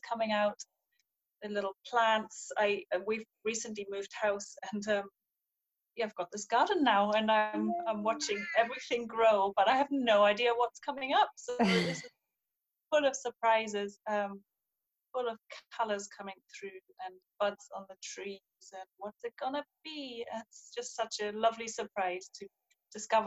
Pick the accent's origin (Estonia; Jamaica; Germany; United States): Germany; East Germany; now in Edinburgh, United Kingdom; I grew up in East Germany, in the GDR